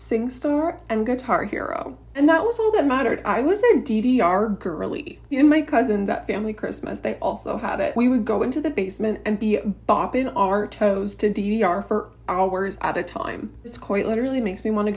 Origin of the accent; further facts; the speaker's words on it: Canada; I am from Canada